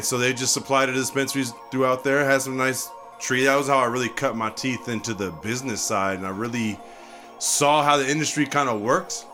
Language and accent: English; Puget Sound, Washington, United States; I come from Washington State, Puget Sound. Grew up, you know, between Federal Way, Tacoma, Kent.